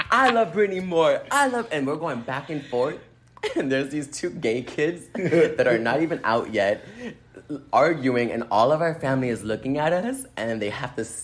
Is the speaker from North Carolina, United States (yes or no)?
no; Boston, Massachusetts, United States; i am from Boston. I lived in Boston.